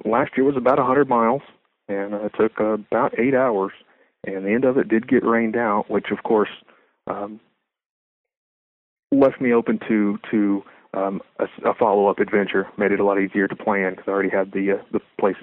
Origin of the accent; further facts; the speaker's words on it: Lubbock, Texas, United States; moved away as an adult; now in Edmond, United States; I've been here for 12 years. I'm actually from Lubbock, Texas